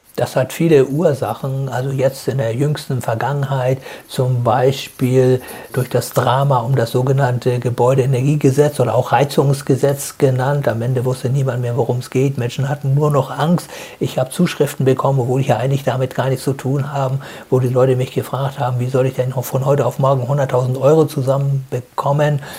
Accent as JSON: {"language": "German", "country": "Germany", "said": "bei uns in Deutschland"}